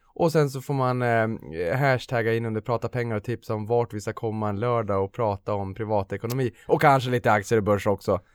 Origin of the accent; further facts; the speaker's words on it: Boden, Norrbotten County, Sweden; Boden, där jag kommer från i Norrbotten